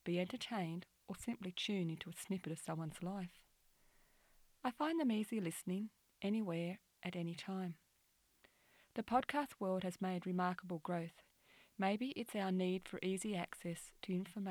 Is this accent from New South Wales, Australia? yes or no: yes; New South Wales, Australia; I'm from New South Wales, Australia